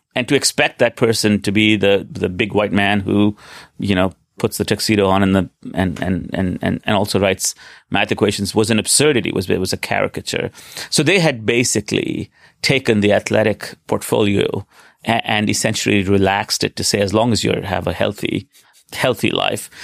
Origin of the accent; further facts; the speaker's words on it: Delhi, India; moved away as an adult; also born or lived in Stanford, United States; now in New York, United States; I was born in Delhi in 1970. I went to school there, went to high school there.